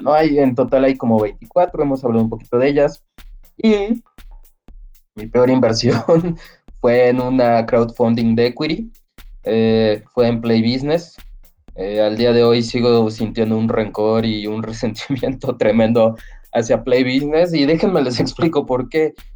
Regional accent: Mexico

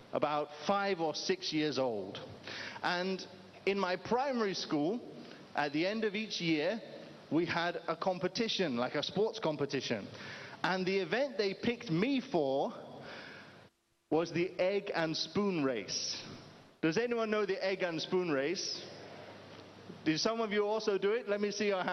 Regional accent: United Kingdom; moved away; I'm originally from the United Kingdom

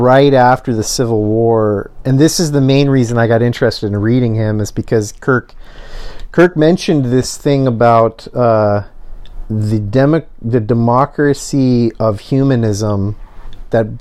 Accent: United States; as an American

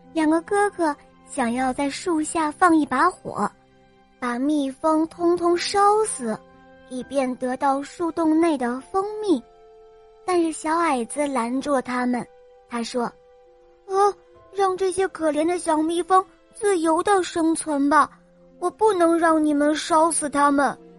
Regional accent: Dalian, Liaoning, China; 我来自大连

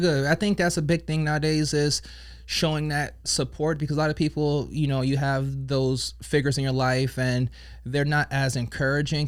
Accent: Colorado, United States; moved away; I grew up in Colorado

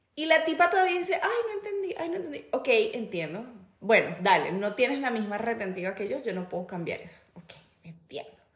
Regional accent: Venezuela; moved away; trabajo con una chica venezolana igual que yo

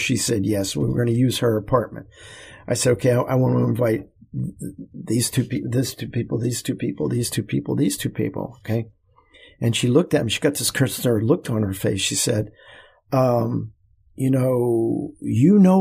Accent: United States; as an American

